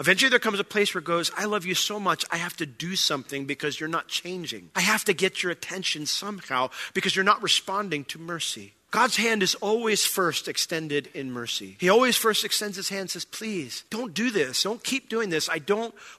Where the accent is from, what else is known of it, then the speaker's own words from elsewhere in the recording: New York, United States; I grew up in New York